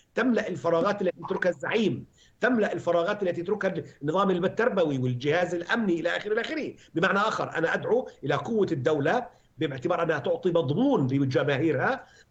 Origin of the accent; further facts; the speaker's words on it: Palestine; انا بحكي من فلسطين